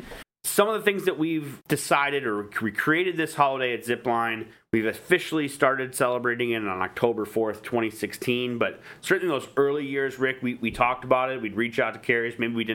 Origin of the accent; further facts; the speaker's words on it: Detroit, Michigan, United States; I am from Detroit